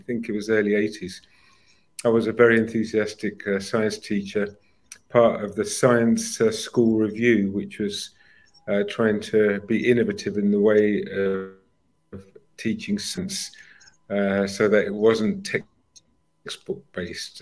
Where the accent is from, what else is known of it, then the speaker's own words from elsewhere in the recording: United Kingdom; moved away as an adult; also born or lived in Cyprus / Bahrain / Zambia / Malaysia; now in Ningbo, China; we're British.